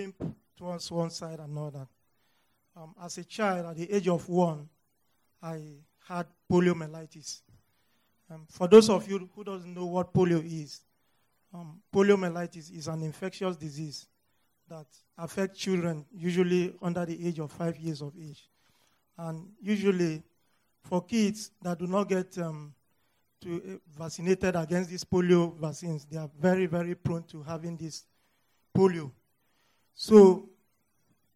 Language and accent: English; North Central Nigeria, Nigeria; moved away as an adult; now in United States; I am from Nigeria. I was born in the north central part of northern Nigeria.